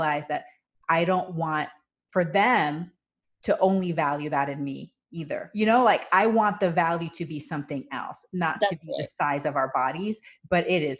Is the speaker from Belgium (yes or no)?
no; Panama; And so I grew up with this in Panama. The culture is you comment on people's body size to their face.